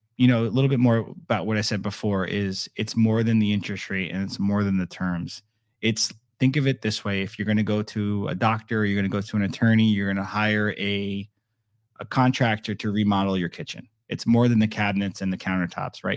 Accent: Naples, Florida, United States; now in Estero, United States; growing up in Naples

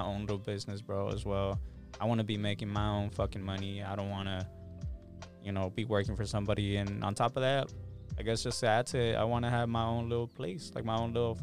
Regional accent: Los Angeles, California, United States; I grew up in South Central

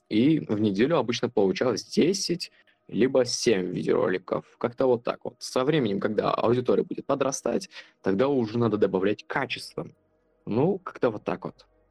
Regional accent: Kazakhstan; я родом с Казахстана

